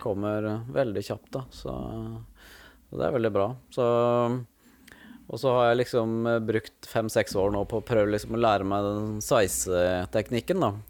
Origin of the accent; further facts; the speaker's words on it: Skien, Telemark, Norway; moved away as an adult; also born or lived in Ålesund; now in Fyresdal, Norway; jeg vokste opp i Skien. Ja. Så jeg er født i Ålesund, og der bodde vi bare ett år. Og så flytta vi til Skien, da.